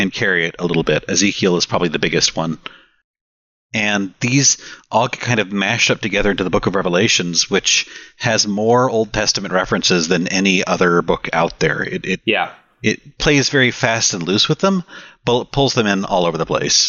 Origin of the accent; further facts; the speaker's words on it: Austin, Texas, United States; I'm from Austin